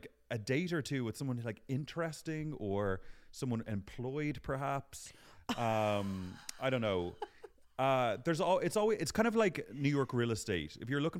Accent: Ireland; now in London, United Kingdom

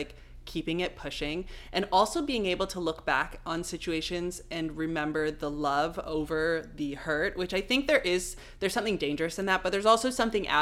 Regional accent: Toronto, Ontario, Canada; Us GTA girls, we just move different.

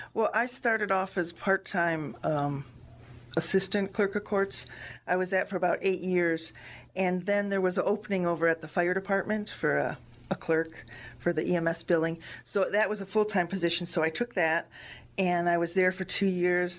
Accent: Strongsville, Ohio, United States; now in North Royalton, United States; I grew up in Strongsville, and then when I got married, I moved to North Royalton

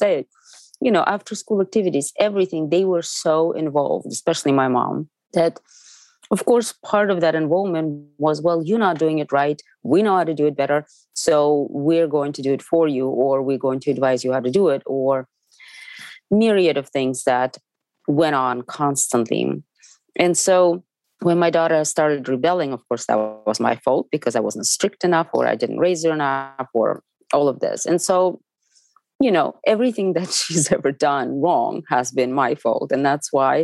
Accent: Moscow, Russia; English is a second language; moved away as an adult; also born or lived in United States; I'm from Moscow. I grew up on theater.

